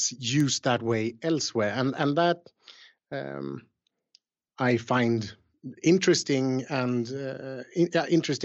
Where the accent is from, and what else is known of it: Sweden; born or raised there